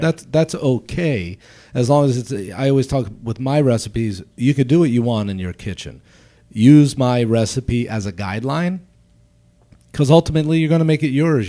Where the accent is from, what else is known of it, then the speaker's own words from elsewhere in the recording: Baltimore, Maryland, United States; now in Chicago, United States; I'm from Baltimore originally